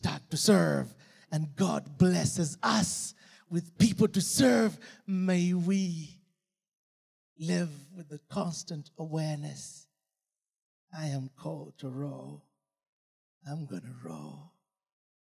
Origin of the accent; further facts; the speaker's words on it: Uganda; moved away as an adult; also born or lived in England / United States; We're not British. We're Ugandans.